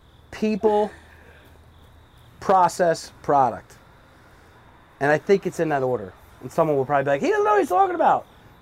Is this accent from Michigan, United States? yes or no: no; Brick, New Jersey, United States; moved away as an adult; now in Point Pleasant, United States; I grew up in Brick. I moved here 15 years ago, and I just fell in love with the town.